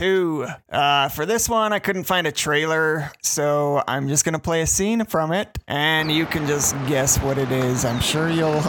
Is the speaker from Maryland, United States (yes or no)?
no; Lehi, Utah, United States; it was filmed in my hometown of Lehigh. A lot of it was filmed at the high school I went to and the nearby Lehigh Roller Mills.